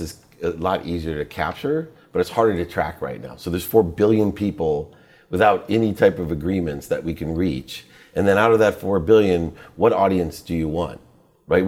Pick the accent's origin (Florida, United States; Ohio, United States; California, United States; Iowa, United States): Ohio, United States; Akron; also born or lived in Dayton; I was born in Akron